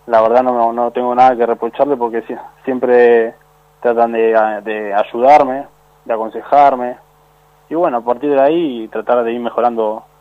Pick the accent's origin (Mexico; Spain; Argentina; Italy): Argentina; Lanús, Buenos Aires Province; Sí, vengo de Lanús.